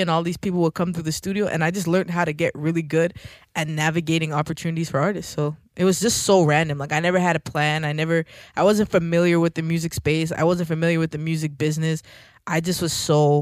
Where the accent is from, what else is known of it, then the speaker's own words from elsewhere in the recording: Toronto, Ontario, Canada; I'm from Scarborough